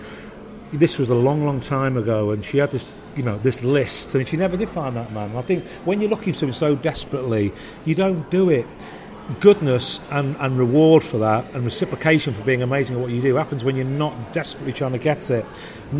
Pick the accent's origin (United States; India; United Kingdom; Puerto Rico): United Kingdom; Sheffield, Yorkshire and the Humber; now in Manchester, United Kingdom; I'm from Sheffield